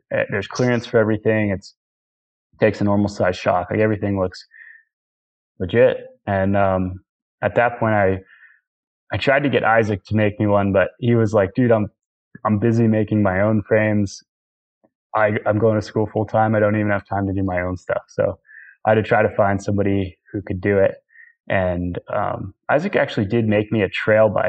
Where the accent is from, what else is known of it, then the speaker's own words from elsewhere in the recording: Northeast, United States; growing up in the Northeast